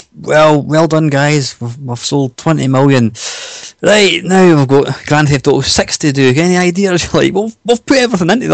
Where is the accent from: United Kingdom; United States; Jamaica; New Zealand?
United Kingdom; Scotland; I'm Scottish